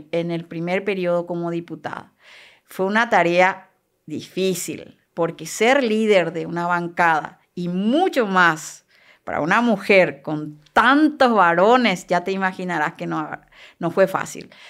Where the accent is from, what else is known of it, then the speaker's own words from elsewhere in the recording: Canindeyú, Paraguay; esté una canindeyuense, porque yo soy de Canindeyu.